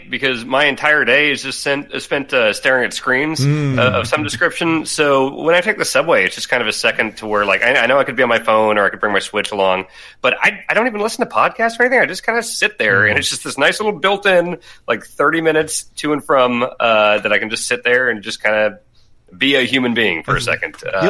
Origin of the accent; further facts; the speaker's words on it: Midwest, United States; also born or lived in Kansas / Minnesota; I grew up in the Midwest, and in Kansas and Minnesota, you had to drive everywhere.